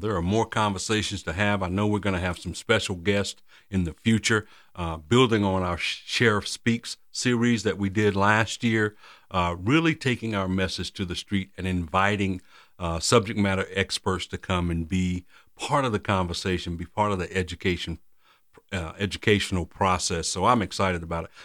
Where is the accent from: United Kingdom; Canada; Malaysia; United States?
United States; Randolph County, North Carolina; now in Durham, United States; I'm from Randolph County, born and raised right there, graduated from public schools